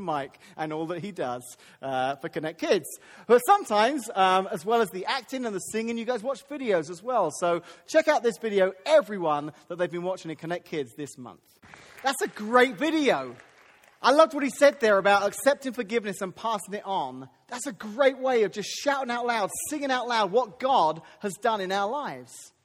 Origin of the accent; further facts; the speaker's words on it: United Kingdom; moved away; I'm British